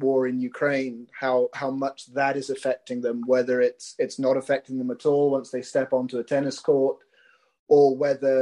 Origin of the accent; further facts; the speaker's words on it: United Kingdom; as a Brit